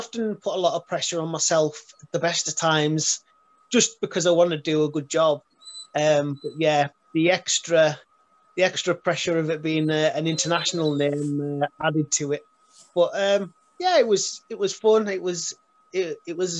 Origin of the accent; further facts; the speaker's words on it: Carlisle, North West England, United Kingdom; born and raised in Carlisle